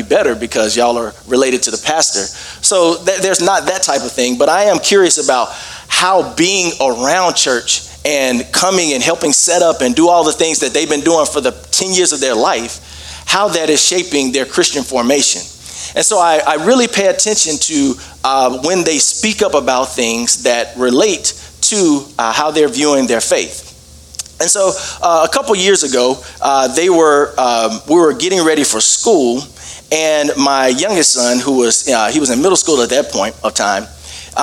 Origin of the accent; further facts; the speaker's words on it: Birmingham, Alabama, United States; moved away as an adult; also born or lived in Dallas, Texas; now in Denver, United States; I live in Denver, Colorado, but I grew up in Birmingham, Alabama